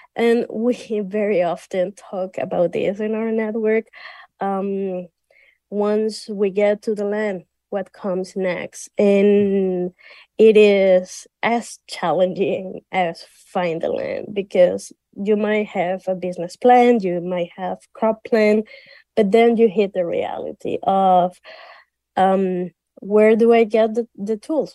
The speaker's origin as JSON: {"language": "English", "country": "Venezuela", "said": "I'm from Venezuela"}